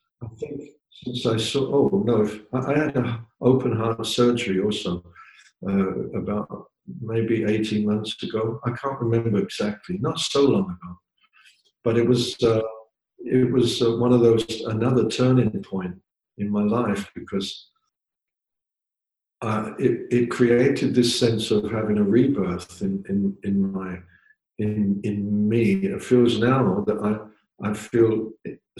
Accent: England, United Kingdom; I grew up in pubs in England.

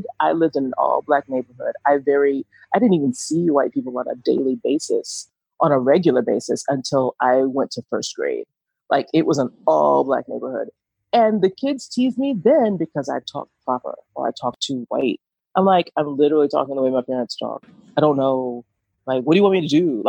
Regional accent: Atlanta, Georgia, United States; I'm from Atlanta, so I'm going to sound like I'm from the trap

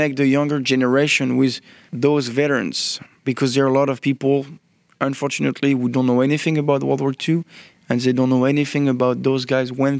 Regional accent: Normandy, France; I'm from Normandy

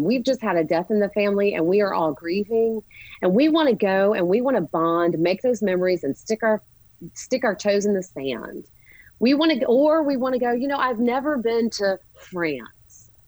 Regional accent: Charlotte, North Carolina, United States; We grew up here in Charlotte. We went to Myers Park together

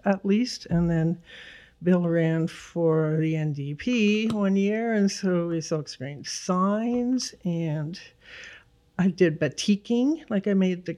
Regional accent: Toronto, Ontario, Canada; also born or lived in Goose Bay, Labrador, Canada; when I was 9, we moved to Don Mills

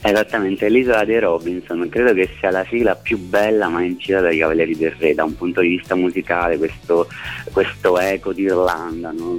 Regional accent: Basilicata, Italy; moved away as an adult; now in Rome, Italy; io sono Lucano, sono della Basilicata ma vivo a Roma da 10 12 anni ormai

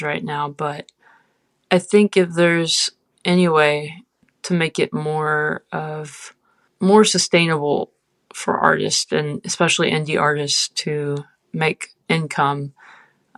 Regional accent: Bridge City, Texas, United States; now in Nashville, United States; I'm originally from Southeast Texas, from a small town called Bridge City, Texas. Currently living in Nashville

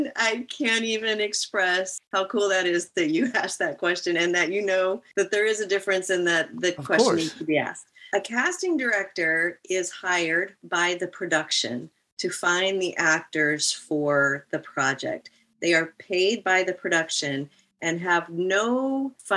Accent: Nebraska, United States; moved away as an adult; also born or lived in Kansas; I grew up in Nebraska.

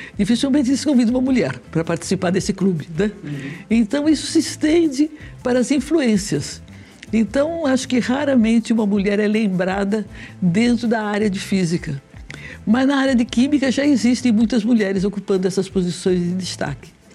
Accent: Rio de Janeiro, Brazil; moved away as an adult; also born or lived in São Paulo; now in São Carlos, Brazil; eu sou paulista, mas eu fui, passei a minha adolescência e juventude no Rio

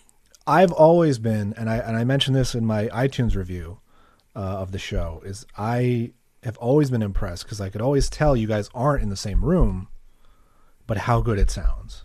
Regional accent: San Diego, California, United States; moved away as an adult; also born or lived in Chicago; now in Los Angeles, United States; I'm from San Diego

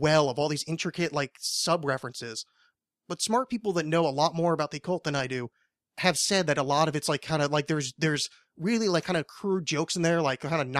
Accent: New Orleans, Louisiana, United States; I'm from New Orleans.

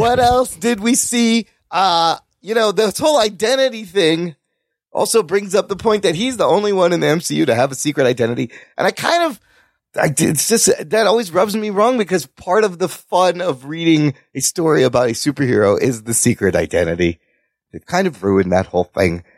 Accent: Pakistan; I'm Pakistani

